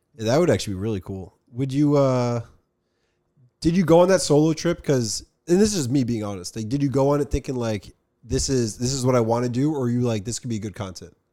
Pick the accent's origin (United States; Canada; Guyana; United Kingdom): United States; Summit, New Jersey; we're from New Jersey